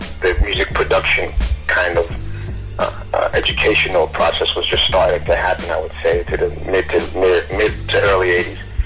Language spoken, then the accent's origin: English; New York City, New York, United States; I'm from New York. I'm from the Bronx, New York. Home of hip hop, you know. Grew up here